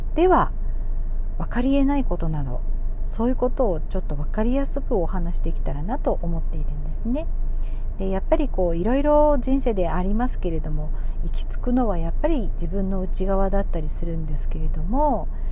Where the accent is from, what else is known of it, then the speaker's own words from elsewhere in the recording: Miyazaki, Japan; also born or lived in Osaka / Chiba / Tokyo; 宮崎県生まれで宮崎県育ち